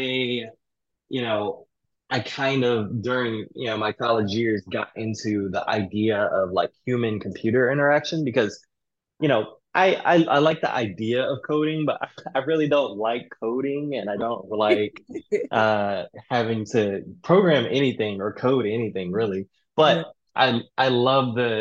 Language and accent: English; DMV, PG County, Maryland, United States; moved away; also born or lived in Greensboro, North Carolina; most of my upbringing I would say would be, the DMV.